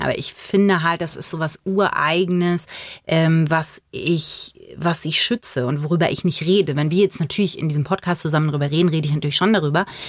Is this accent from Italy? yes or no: no; Bavaria, Germany; born or raised there; also born or lived in Magdeburg, Saxony-Anhalt